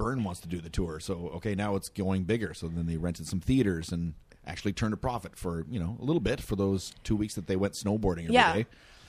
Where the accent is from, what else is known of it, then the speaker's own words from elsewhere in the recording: Edmonton, Alberta, Canada; I am from Edmonton.